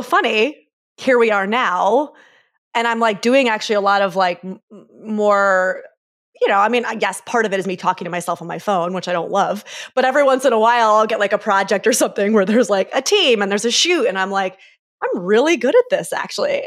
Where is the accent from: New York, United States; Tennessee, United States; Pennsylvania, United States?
New York, United States; Syracuse; moved away as an adult; Grew up in upstate New York, mostly from, like, six years old on